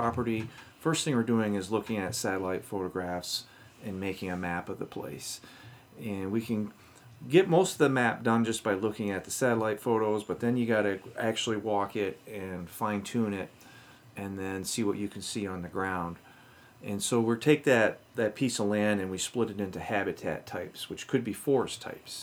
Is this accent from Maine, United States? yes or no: yes; Maine, United States; now in Michigan, United States; I grew up in Maine, and the timber industry is big.